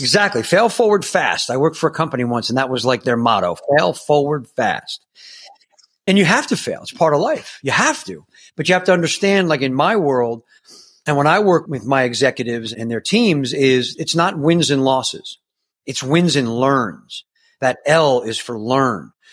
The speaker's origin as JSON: {"language": "English", "region": "New York", "country": "United States", "tie": "born or raised there", "said": "I grew up in New York"}